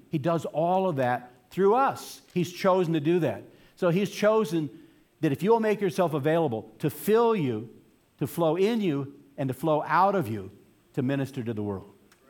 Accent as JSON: {"language": "English", "town": "Boston", "region": "Massachusetts", "country": "United States", "said": "Trust me, I'm coming from Boston, so I know what I'm talking about, okay?"}